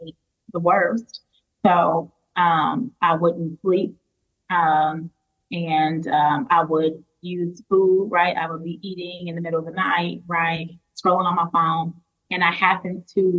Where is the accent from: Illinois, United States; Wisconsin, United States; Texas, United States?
Illinois, United States; Chicago; now in Schaumburg, United States; I'm originally from Chicago.